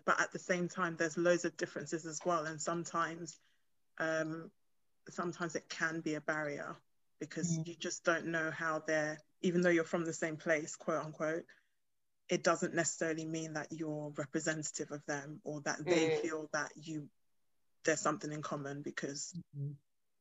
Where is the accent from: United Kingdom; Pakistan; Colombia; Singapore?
United Kingdom; also born or lived in Ghana; they can hear my accent, so they know that I've grown up here